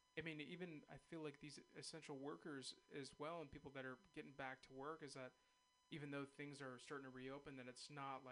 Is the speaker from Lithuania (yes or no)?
no; San Ramon, California, United States; now in San Francisco, United States; I am a native. I'm from San Ramon, Castro Valley area